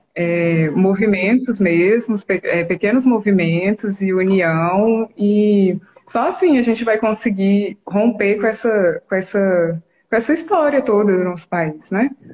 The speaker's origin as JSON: {"language": "Portuguese", "country": "Brazil", "tie": "born or raised there", "said": "eu nasci aqui no Brasil"}